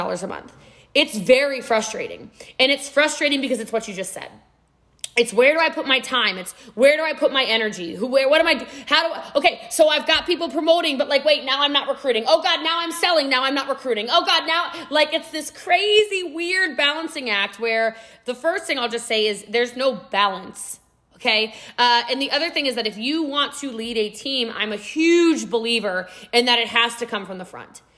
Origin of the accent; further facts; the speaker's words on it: Texas, United States; I'm a Texan too